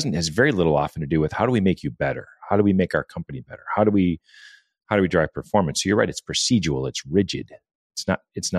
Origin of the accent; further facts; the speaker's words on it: Midwest, United States; I'm a Midwest guy